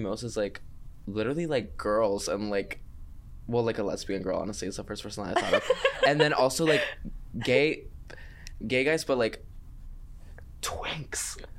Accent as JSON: {"language": "English", "town": "Boca Raton", "region": "Florida", "country": "United States", "tie": "born or raised there", "also_born_or_lived": "Chile", "said": "I'm from Boca Raton, Florida. That's where I lived since I was"}